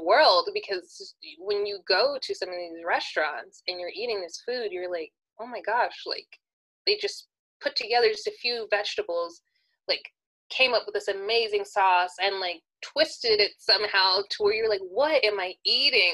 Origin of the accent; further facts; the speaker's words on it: California, United States; I was born and raised in California